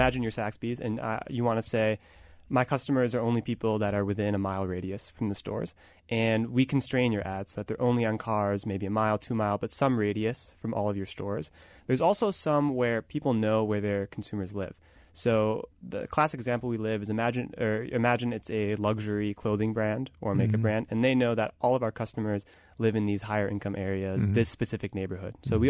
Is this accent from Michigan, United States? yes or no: no; Wisconsin, United States; I grew up in Wisconsin.